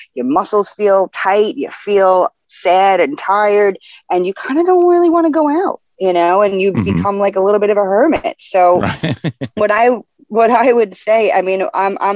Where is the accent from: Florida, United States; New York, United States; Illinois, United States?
New York, United States; New York City; now in New Jersey, United States; I am from the Bronx, born and raised.